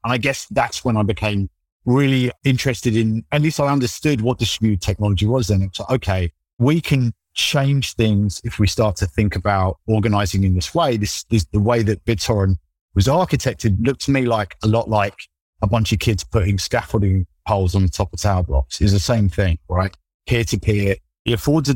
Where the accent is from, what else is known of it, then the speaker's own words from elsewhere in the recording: London, United Kingdom; when I'm like 10, 11 years old, growing up in London